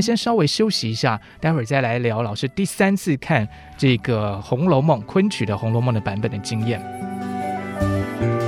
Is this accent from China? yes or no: no; southern Taiwan, Taiwan; 我毕竟是南方长大的，对，对，所以这个台湾的阳光孕育了我这种开朗的个性